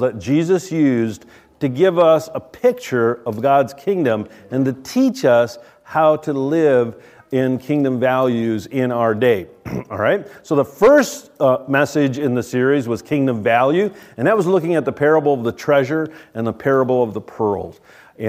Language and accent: English; United States; we, as American, good old Americans